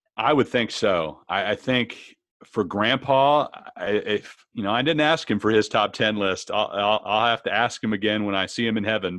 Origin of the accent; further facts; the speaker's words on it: Arlington, Texas, United States; moved away as an adult; also born or lived in Baton Rouge; my hometown